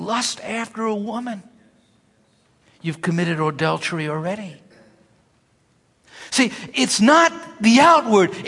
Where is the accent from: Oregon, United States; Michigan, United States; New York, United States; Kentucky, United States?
New York, United States; New York City; when I grew up in Brooklyn, I would pick people up for church.